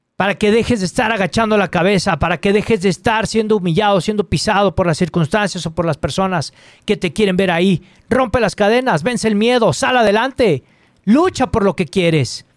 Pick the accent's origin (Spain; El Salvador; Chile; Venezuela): Chile; now in Guadalajara, Mexico; soy un escritor chileno felizmente radicado acá en, México